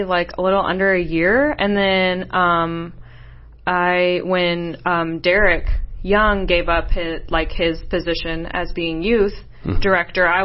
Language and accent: English; Peoria, Illinois, United States; now in Indiana, United States; I was born in Illinois, in Peoria, Illinois.